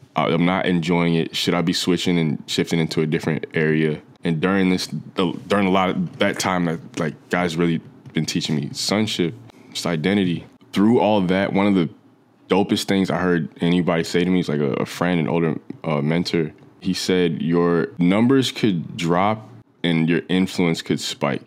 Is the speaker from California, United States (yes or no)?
no; New Jersey, United States; moved away as an adult; now in Los Angeles, United States; I grew up in New Jersey for, from the time I was, like, three through eighteen when I went, uh, went off to college